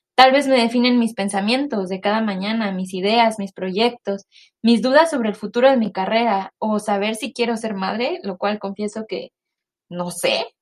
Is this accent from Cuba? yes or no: no; Mexico; moved away as an adult; now in United States; soy una mexicana viviendo en Estados Unidos desde hace cuatro años